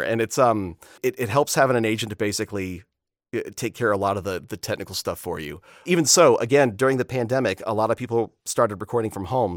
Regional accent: Florida, United States; Growing up in Florida

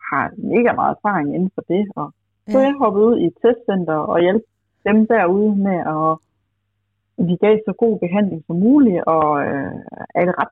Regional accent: Bornholm, Capital Region of Denmark, Denmark; moved away; jeg flyttede tilbage fra Bornholm det hvor jeg sådan oprindeligt kommer fra.

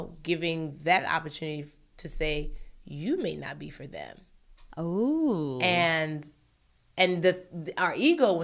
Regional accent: Nigeria; I'm Nigerian

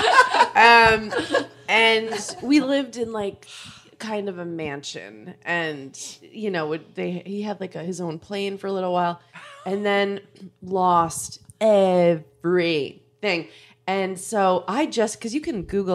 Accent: Long Island, New York, United States; We grew up on Long Island

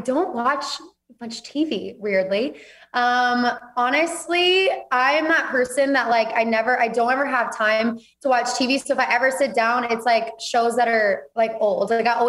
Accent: Auburn, Alabama, United States; now in Texas, United States; So I grew up, born and raised in Alabama, lived there my whole life, just moved to Texas 6 months ago.

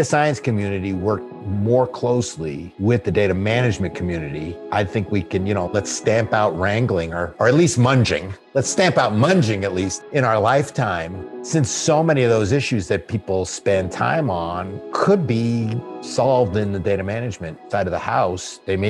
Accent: Hollywood, California, United States; born there; also born or lived in Los Angeles / Chicago / New York / San Francisco; now in Connecticut, United States; you know, I was born in Hollywood, California, and lived in Los Angeles, Chicago, New York, went to school at Berkeley, lived a few years in San Francisco, came back, started in a family in Brooklyn, then moved to Connecticut

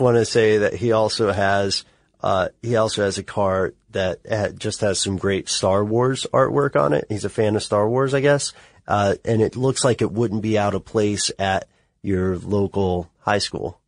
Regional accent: Nashville, Tennessee, United States; I'm from Tennessee. I have a, a city boy reputation I'll never be able to get rid of because I committed the grievous sin of being born in Nashville

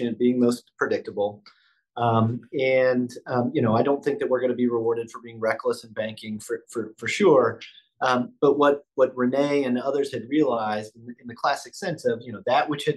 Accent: Midwest, United States; now in Buffalo, United States; I grew up in the Midwest

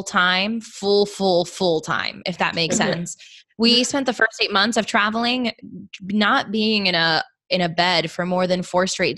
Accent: Miami, Florida, United States; moved away; I'm from Miami

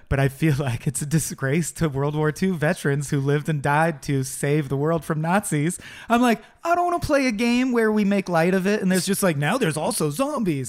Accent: United States; as an American-born storyteller

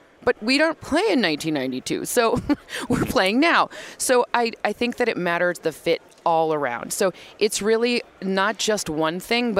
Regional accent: Michigan, United States; I'm from Michigan.

